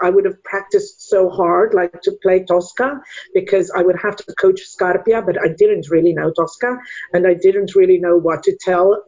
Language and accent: English; South Africa; English is a second language; moved away as an adult; now in United States; I'm from South Africa originally, and studied piano and musicology at the University of Stellenbosch